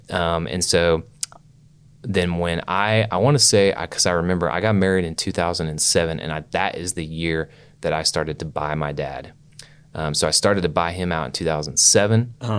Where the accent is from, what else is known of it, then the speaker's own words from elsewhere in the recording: Oklahoma City, Oklahoma, United States; Yeah, I grew up in Oklahoma City, like Northwest 39th in Portland area.